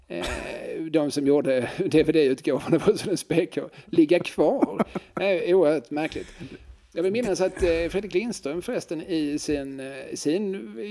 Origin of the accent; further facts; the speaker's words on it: Finland; accent: Finland Swedish; Ja, nej, jag pratar ju inte finska, jag pratar finlandssvenska.